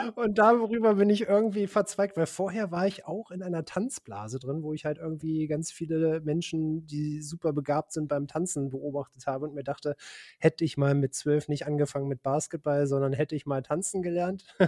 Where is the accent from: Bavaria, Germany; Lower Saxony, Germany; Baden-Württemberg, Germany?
Lower Saxony, Germany; Braunschweig; wir hatten damals auch einen Metal-Schuppen in Braunschweig, wo ich herkomme